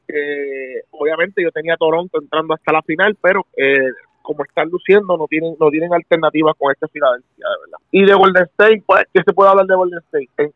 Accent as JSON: {"language": "Spanish", "country": "Puerto Rico", "said": "como puertorriqueño"}